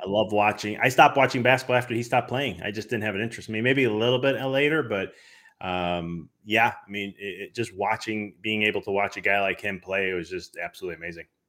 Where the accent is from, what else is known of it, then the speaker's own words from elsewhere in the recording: Chicago, Illinois, United States; now in Knoxville, United States; I'm originally from Chicago